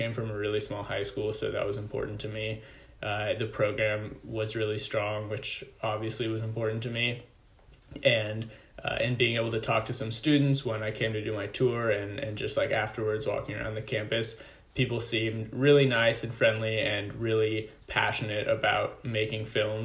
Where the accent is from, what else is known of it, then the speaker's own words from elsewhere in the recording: Davis, California, United States; I'm from Davis, California